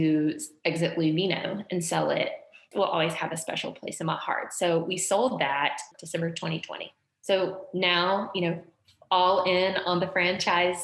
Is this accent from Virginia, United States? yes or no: no; Georgia, United States; now in Louisville, United States; we're from Georgia